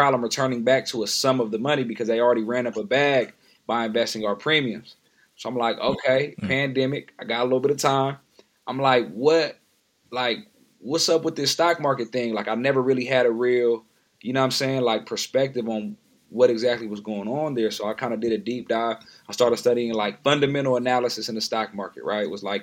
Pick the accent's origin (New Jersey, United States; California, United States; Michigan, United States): California, United States; San Diego; now in Oakland, United States; I'm from San Diego, California. I currently reside in Oakland, California.